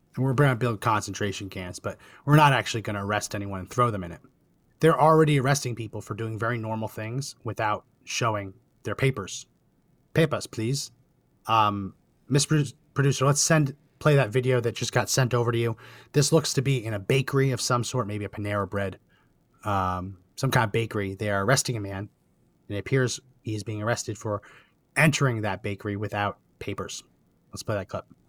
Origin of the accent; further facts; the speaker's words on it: New Jersey, United States; moved away as an adult; I grew up in New Jersey